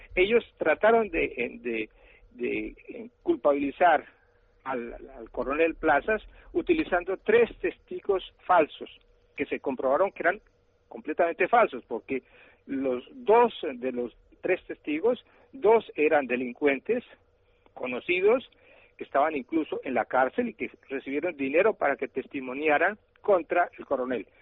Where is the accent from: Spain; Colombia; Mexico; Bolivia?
Colombia; lo que está pasando en mi país